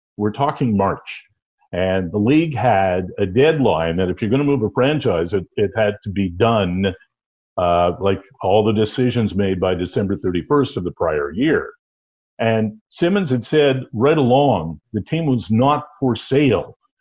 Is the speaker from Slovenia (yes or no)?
no; Cornwall, Ontario, Canada; moved away as an adult; now in Belleville, Canada; I'm originally from Cornwall. I grew up with the Royals. Uh, I've been here since I'm 20 years old in Belleville